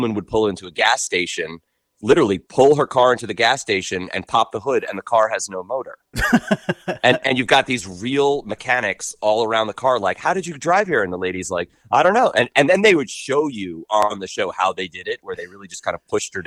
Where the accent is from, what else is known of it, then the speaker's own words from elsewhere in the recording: Long Island, New York, United States; moved away; I'm from Long Island originally